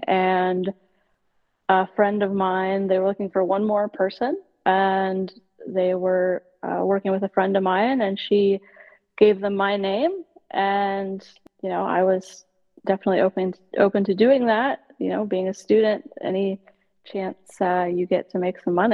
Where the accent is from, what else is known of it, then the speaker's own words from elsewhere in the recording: Nebraska, United States; moved away as an adult; also born or lived in Hawaii / Texas; now in Minneapolis, United States; I grew up in Nebraska